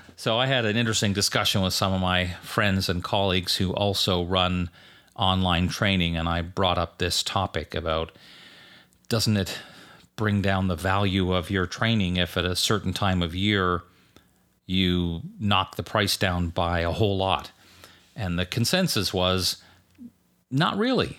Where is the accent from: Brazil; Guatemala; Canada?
Canada; now in United States; I grew up in Canada where Thanksgiving was in, always in October. So when I moved to the U S